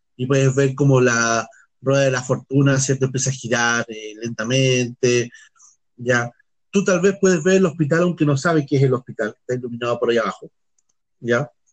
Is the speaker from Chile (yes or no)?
yes; Chile; En Chile, que estamos al